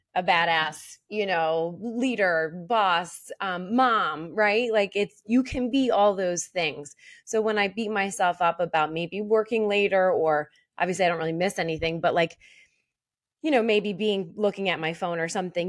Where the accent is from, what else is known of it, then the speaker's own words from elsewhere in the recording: Philadelphia, Pennsylvania, United States; accent: Philly; my Philly accent